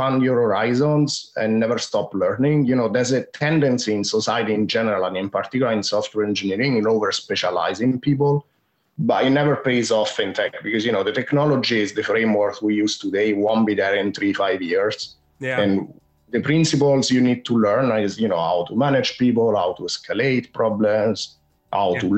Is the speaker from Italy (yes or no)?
yes; Rome, Lazio, Italy; accent: Italian; English is a second language; moved away as an adult; now in London, United Kingdom; I'm based in London, and I'm originally from Rome in Italy.